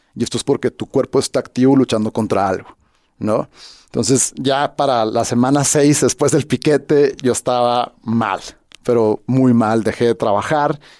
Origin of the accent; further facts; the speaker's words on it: Hermosillo, Sonora, Mexico; moved away as an adult; also born or lived in Guadalajara / Mexico City; soy de Hermosillo